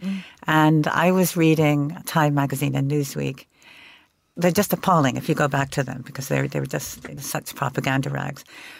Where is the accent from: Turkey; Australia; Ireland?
Turkey; Istanbul; also born or lived in Princeton, New Jersey, United States; Well, I've spent my very early childhood in New Jersey, mostly in Princeton, New Jersey. And then when my father finished his doctorate, we moved to Istanbul, where he had a job teaching at what was then an American college. So that was 1960.